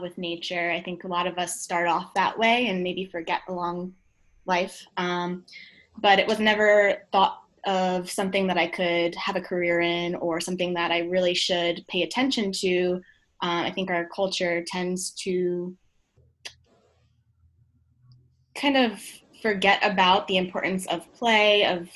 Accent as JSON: {"language": "English", "area": "Long Island", "region": "New York", "country": "United States", "tie": "born or raised there", "said": "I grew up in Long Island."}